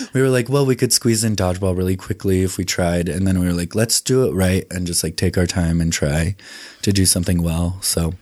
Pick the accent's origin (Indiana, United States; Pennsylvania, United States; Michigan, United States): Indiana, United States; Indianapolis; born or raised there; also born or lived in South Dakota; now in Salt Lake City, United States